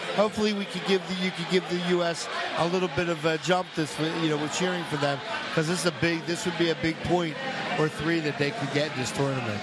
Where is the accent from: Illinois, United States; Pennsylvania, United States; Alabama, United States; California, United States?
Pennsylvania, United States; Philadelphia; when I was a kid growing up in Northeast Philly